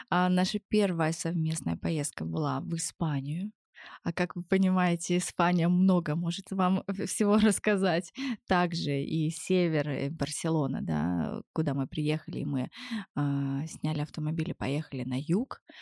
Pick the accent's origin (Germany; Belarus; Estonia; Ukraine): Germany; born there; Это так сложно, потому что я, в принципе, я родилась в Германии.